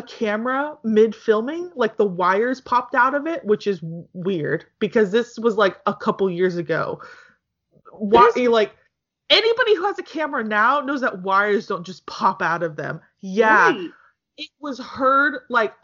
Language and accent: English; United States; I'm American